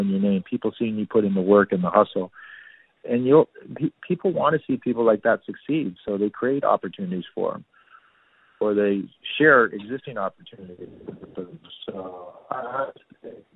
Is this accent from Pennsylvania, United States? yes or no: no; Danville, California, United States; now in New York City, United States; I grew up in a really cool suburb in Northern California called Danville.